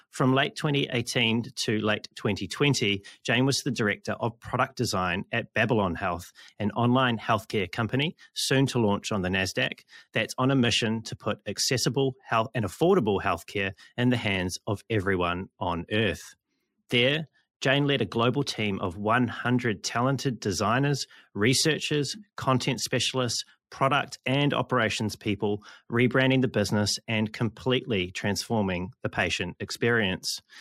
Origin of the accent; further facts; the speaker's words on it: New Zealand; I'm from New Zealand